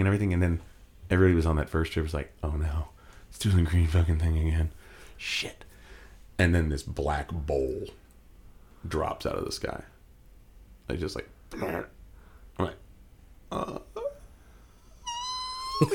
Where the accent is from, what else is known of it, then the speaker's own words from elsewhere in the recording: Arizona, United States; We're all from Arizona